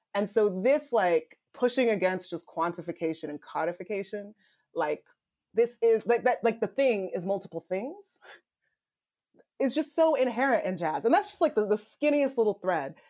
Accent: Nigeria; moved away; I'm Nigerian immigrant. I was not born here. My, I'm, I immigrated here.

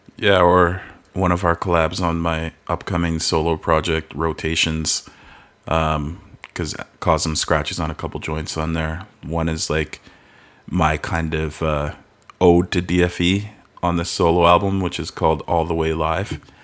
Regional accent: Calgary, Alberta, Canada; also born or lived in Halifax; moved here even before I turned a year old

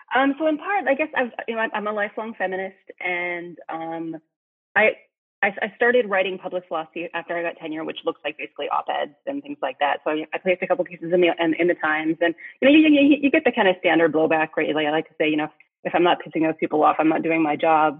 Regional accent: Saskatchewan, Canada; I'm a I'm a Canadian. I grew up in Saskatchewan, which is I, I like to say north in the middle of nowhere.

